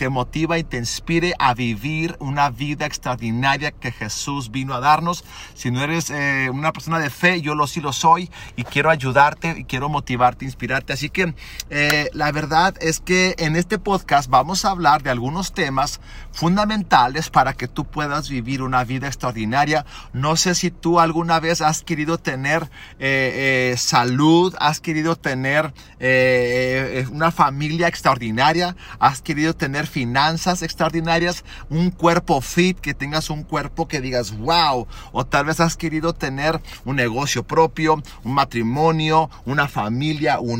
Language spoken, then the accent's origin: Spanish; Zacatecas, Mexico; tengo 38 años. Mis padres fueron misioneros a Zacatecas durante 38 años. Soy gringo de cascarón, mexicano de corazón. Cuando llegué a Zacatecas tenía 3 meses de edad.